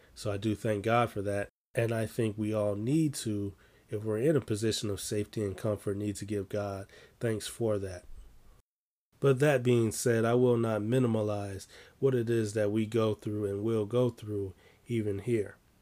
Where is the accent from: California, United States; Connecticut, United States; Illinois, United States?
Illinois, United States; Chicago; I'm from Chicago